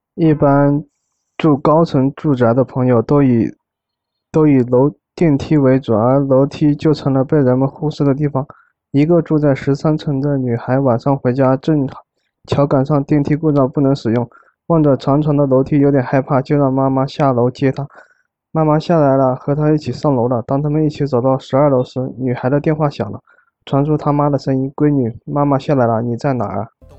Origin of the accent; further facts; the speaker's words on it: Sichuan, China; accent: Sichuanese; 我们四川话